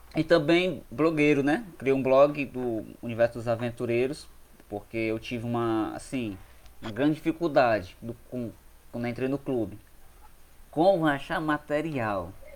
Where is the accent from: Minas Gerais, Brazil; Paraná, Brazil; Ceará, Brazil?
Ceará, Brazil; Quixadá; sou daqui mesmo de Quixadá, do Ceará.